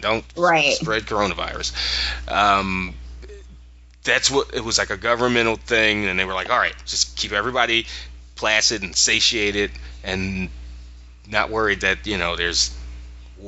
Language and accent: English; Philadelphia, Pennsylvania, United States; we're from Philly